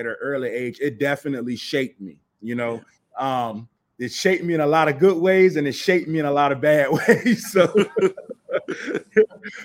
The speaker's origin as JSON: {"language": "English", "town": "Portsmouth", "region": "Virginia", "country": "United States", "said": "I'm from Portsmouth, Virginia"}